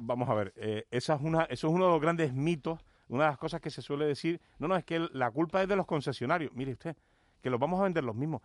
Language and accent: Spanish; Agüimes, Canary Islands, Spain; Yo, yo vivo y soy, y, además un defensor importante de nuestro pueblo, de la villa de Agüimes